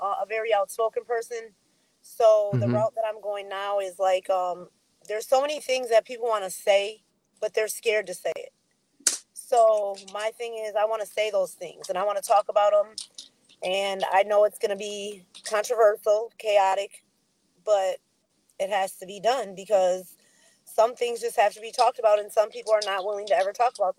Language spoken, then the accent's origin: English; Racine, Wisconsin, United States; born and raised in Wisconsin, Racine